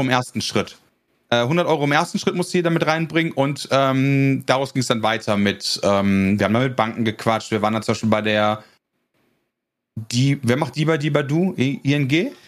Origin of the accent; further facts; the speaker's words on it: North Rhine-Westphalia, Germany; also born or lived in Netherlands; ich komme aus NRW